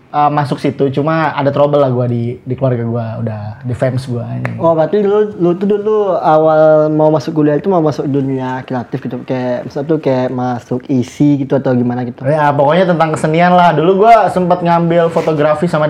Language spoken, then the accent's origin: Indonesian; Kalianda, Lampung, Indonesia; born there; gue lahir di Kalianda, boy Lampung Selatan.